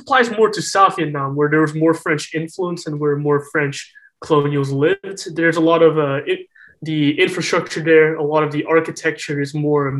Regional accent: Russia; Well, this is my own personal view because I grew up here in Russia.

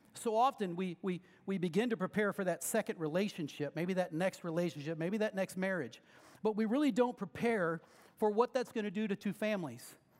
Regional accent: Lexington, Missouri, United States; Lexington's my hometown

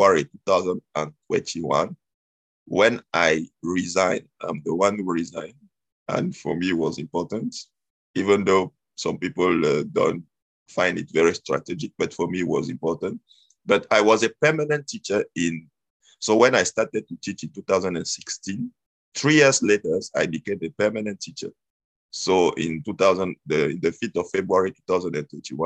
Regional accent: Cameroon; moved away as an adult; now in Quebec, Canada; I was born and raised in Cameroon. It's a country in Africa. And I came here in Canada in 2012.

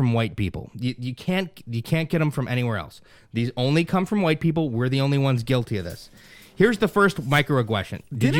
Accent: United States; I was born in Elmhurst Hospital.

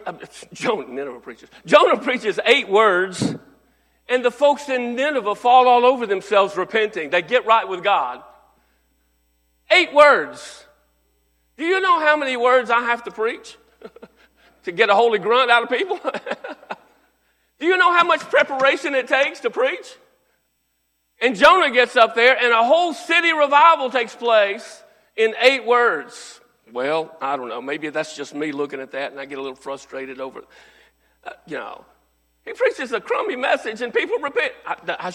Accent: North Texas, United States; I was raised in North Texas

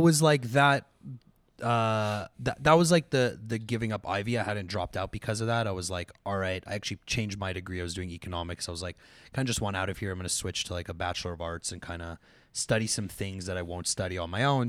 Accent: Montreal, Quebec, Canada; moved away as an adult; also born or lived in London, Ontario; I was from Montreal. You know, there was, like, McGill in my backyard

